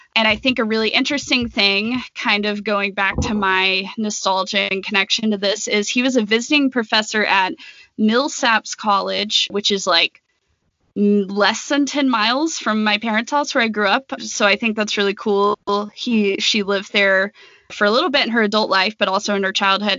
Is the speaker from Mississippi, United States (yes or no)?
yes; Jackson, Mississippi, United States; I grew up in Jackson, Mississippi